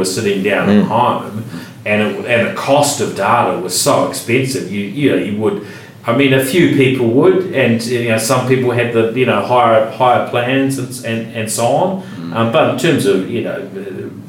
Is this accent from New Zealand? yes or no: yes; Christchurch, Canterbury, New Zealand; when I was growing up in Christchurch, if I could get online here, I had a dial-up, modem, living not too far from where we're sitting now